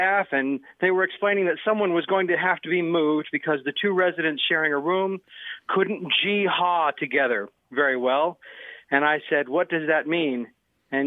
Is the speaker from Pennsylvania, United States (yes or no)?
no; Memphis, Tennessee, United States; I grew up in Memphis, and I'm a city boy